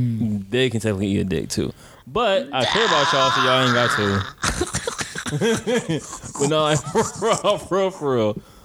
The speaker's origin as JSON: {"language": "English", "town": "Detroit", "region": "Michigan", "country": "United States", "said": "I'm from Detroit."}